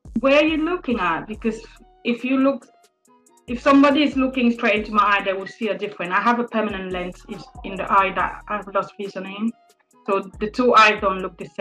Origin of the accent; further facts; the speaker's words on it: Cameroon; first language French; English is a second language; moved away as an adult; now in United Kingdom; I'm originally from Cameroon in Africa. And my first language is French.